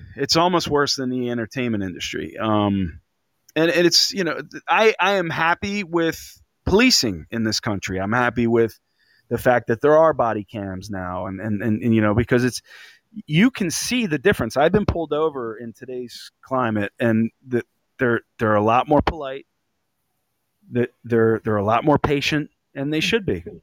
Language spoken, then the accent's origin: English; Philadelphia, Pennsylvania, United States; I grew up playing football in North Philly